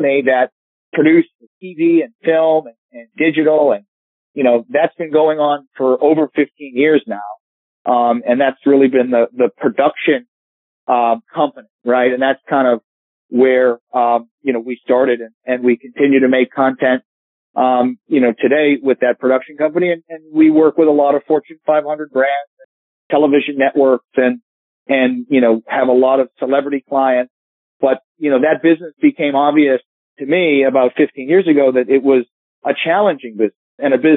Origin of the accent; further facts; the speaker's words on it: Hampton Beach, New Hampshire, United States; I grew up in Hampton Beach, New Hampshire